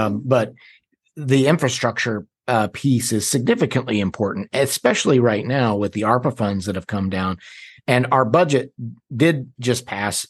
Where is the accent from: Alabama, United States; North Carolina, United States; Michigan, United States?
North Carolina, United States; also born or lived in Washington, D.C.; I'm from North Carolina. I went to D C for about five years, and then I moved back in ninety-nine